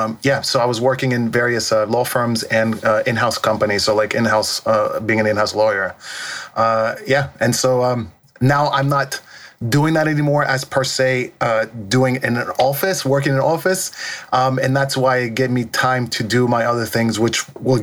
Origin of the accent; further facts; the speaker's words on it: Natchez, Mississippi, United States; also born or lived in Lesbos, Greece; now in London, United Kingdom; we were born and raised there. We were actually born and raised in Mississippi, and so it was a small little town called Natchez. I grew up there